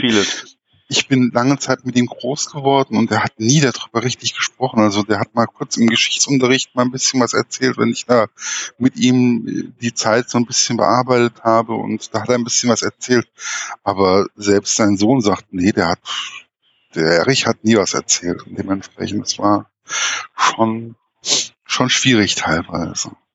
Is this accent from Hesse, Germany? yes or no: yes; Gießen, Hesse, Germany; ich komme ja aus Gießen